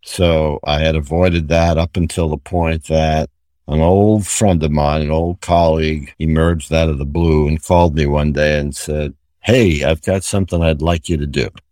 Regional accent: New York City, New York, United States; moved away; also born or lived in Connecticut; my mother was a purchasing agent in the local hospital where I grew up in New York City

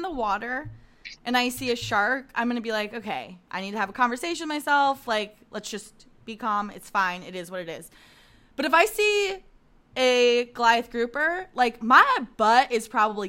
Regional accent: Florida, United States; I'm from Florida

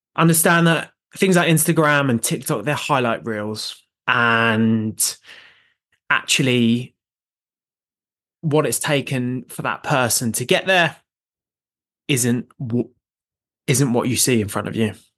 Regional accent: North Downs, South East England, United Kingdom; I grew up running on the North Downs

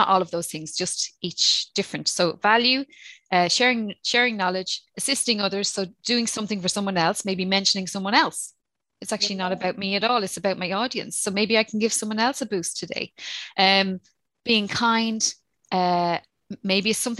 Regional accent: Ireland; accent: Irish; my Irish accent

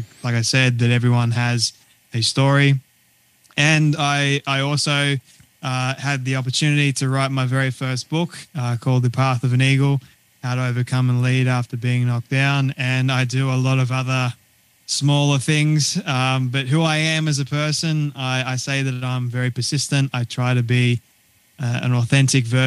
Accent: Sydney, New South Wales, Australia; moved away as an adult; now in Sunshine Coast, Australia; I was born and raised in Sydney, Australia, and we recently moved to the good old sunny coast in Queensland

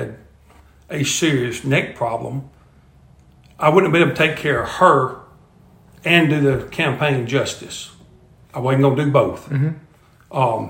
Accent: McComb, Mississippi, United States; moved away as an adult; now in Natchitoches, United States; I am a graduate of Macomb High School, which is where I'm from.

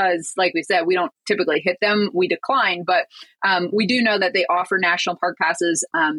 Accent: Michigan, United States; moved away as an adult; we're from Michigan

